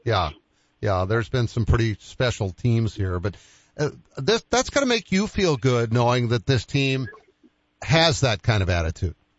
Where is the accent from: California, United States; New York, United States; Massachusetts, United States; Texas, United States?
Massachusetts, United States; Boston; I grew up in Boston.